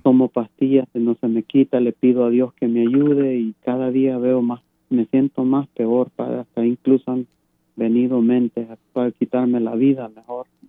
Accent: Guatemala; soy, soy guatemalteco

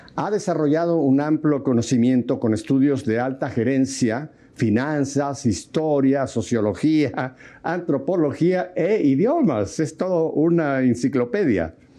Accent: Mexico City, Mexico; los nacidos en Ciudad de México nos llaman chilangos

